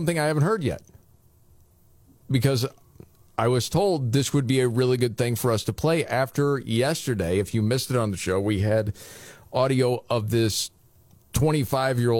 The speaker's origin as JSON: {"language": "English", "region": "Midwest", "country": "United States", "tie": "born or raised there", "said": "growing up in the Midwest"}